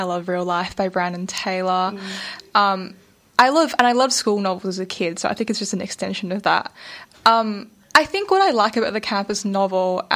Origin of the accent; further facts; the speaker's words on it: Malaysia; I'm Malaysian Chinese